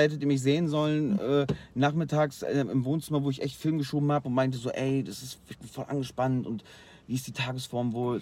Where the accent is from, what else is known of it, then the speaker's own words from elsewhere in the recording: Rheine, North Rhine-Westphalia, Germany; ich komme bei uns aus Rheine